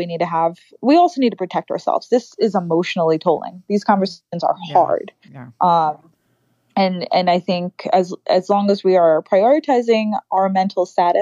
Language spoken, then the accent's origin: English; New York City, New York, United States; growing up in the Bronx, I don't necessarily dress or look or speak the way a lot of the girls I grew up did.